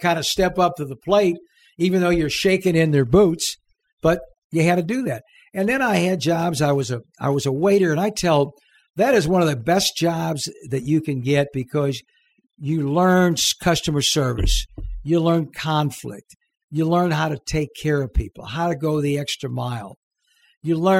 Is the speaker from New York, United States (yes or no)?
no; St. Louis, Missouri, United States; moved away as an adult; also born or lived in Southern California; now in Little Rock, United States; No, I'm from St. Louis